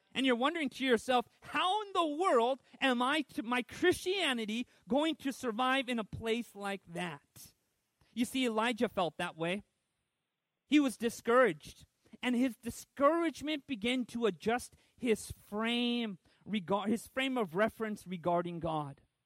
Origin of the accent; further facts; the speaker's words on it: Southern California, United States; I grew up in Southern California